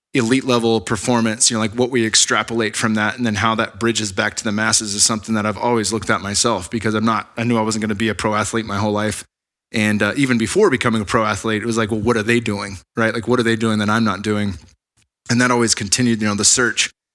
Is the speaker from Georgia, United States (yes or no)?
no; Bay Area, California, United States; moved away as an adult; also born or lived in Arizona / Sunnyvale; I'm from the Bay Area, but, um, spent seven years in Arizona going to A S U